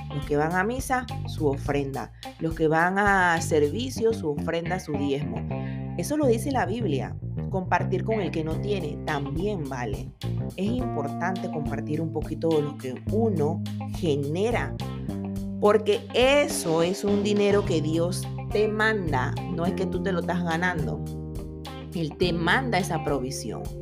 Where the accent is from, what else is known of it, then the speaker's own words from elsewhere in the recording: Panama; yo soy buena panameña